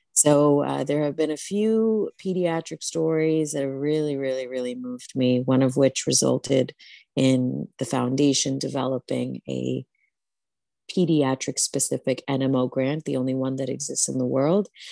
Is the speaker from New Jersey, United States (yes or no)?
yes; New Jersey, United States; the Bengali community that I grew up with in New Jersey was so supportive